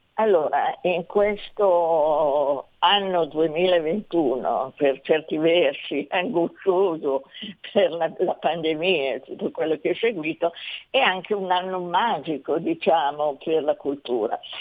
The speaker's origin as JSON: {"language": "Italian", "area": "Milan", "region": "Lombardy", "country": "Italy", "accent": "Milanese", "said": "io parlo milanese perché ogni tanto mi scappa da, da milanese"}